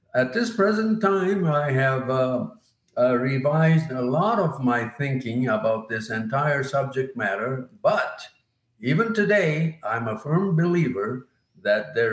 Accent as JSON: {"language": "English", "town": "Yokohama", "region": "Kanagawa", "country": "Japan", "tie": "born or raised there", "moved": "yes", "said": "when I was growing up in Yokohama, Japan"}